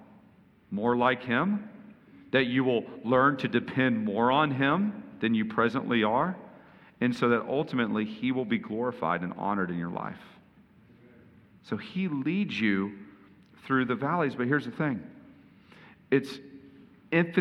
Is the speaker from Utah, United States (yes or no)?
no; Houston, Texas, United States; I grew up partly in Houston, where Lakewoods is, and Osteen